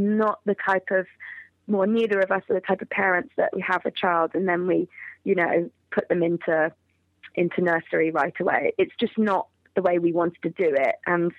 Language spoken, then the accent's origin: English; United Kingdom; also born or lived in Georgia, United States; Well, really, I'm obviously from Great Britain anyways.